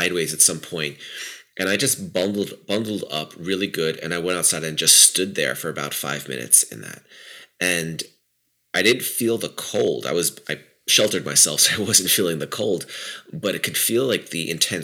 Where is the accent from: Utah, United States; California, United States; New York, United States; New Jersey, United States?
New York, United States; New York City; I grew up around New York City, so I have that. That's very deep in my bones